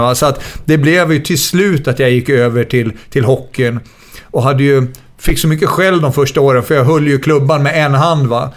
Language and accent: Swedish; Västerås, Västmanland, Sweden; moved away as an adult; also born or lived in Gothenburg / Leicester; jag kommer från Västerås, arbetargrabb.